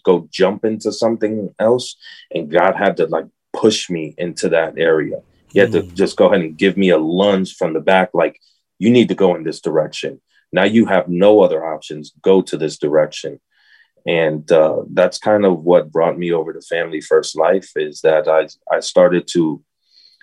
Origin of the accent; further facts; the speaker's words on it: Tampa, Florida, United States; also born or lived in Miami; I went ahead and moved from Miami to Tampa, which I'm originally from Tampa